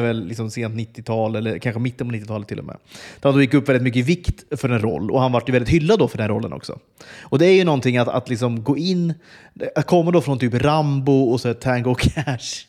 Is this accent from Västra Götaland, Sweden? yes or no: no; Flen, Södermanland, Sweden; moved away; also born or lived in Stockholm / Uppsala; jag växte upp i Flen